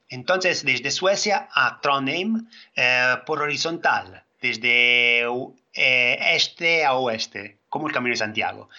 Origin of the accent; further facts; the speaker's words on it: Italy; Spanish is a second language; soy italiano